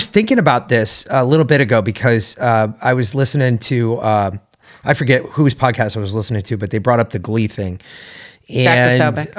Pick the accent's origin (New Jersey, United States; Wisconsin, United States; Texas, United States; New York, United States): New York, United States; New York City; because I grew up in New York City. I grew up in New York. I grew up around the mob.